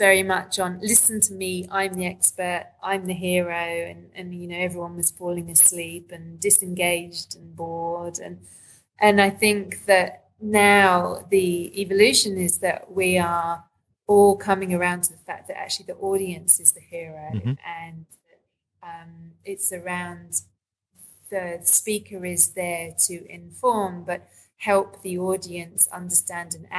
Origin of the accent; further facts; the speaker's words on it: London, United Kingdom; moved away as an adult; now in Australia; I grew up in London and moved to Australia in 2002